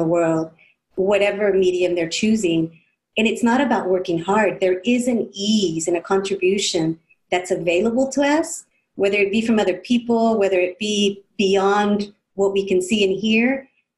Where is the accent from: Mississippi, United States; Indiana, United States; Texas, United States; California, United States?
California, United States; growing up in California from parents of Mexico